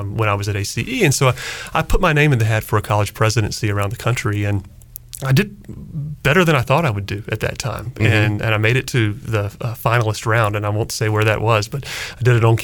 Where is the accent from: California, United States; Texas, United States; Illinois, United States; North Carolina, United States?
North Carolina, United States; Greenville; moved away as an adult; also born or lived in Washington, D.C.; now in Greenville, United States; when I grew up in Greenville, those were the experiences that shaped who I am today. And ECU was a part of it.